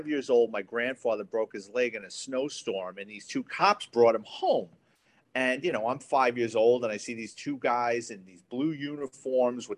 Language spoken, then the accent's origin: English; New York City, New York, United States; I grew up in the Bronx kid, went to Catholic high school